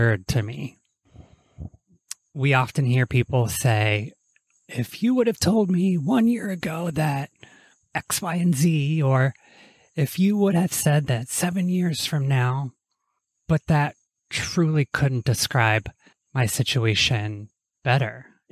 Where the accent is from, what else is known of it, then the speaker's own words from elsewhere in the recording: Toronto, Ohio, United States; moved away; I am here in my hometown of Toronto, Ohio, which is a tiny river town of about probably 5,000 people now